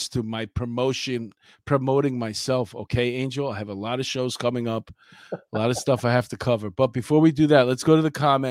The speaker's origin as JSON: {"language": "English", "town": "New York City", "region": "New York", "country": "United States", "tie": "born or raised there", "said": "as a New Yorker that I grew up here"}